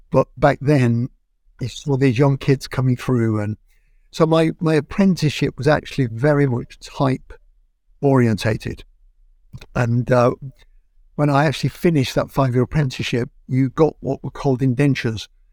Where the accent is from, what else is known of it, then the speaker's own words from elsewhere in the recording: Manchester, North West England, United Kingdom; moved away as an adult; now in London, United Kingdom; my hometown in Manchester